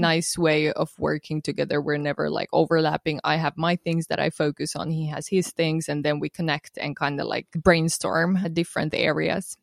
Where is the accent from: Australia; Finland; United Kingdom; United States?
Finland; moved away as an adult; also born or lived in Estonia; I was born and raised in Finland, but my parents are Romanian